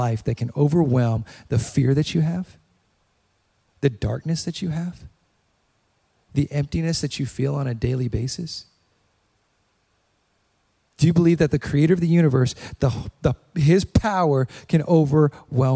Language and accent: English; Hawaii, United States; moved away; I was born in Hawaii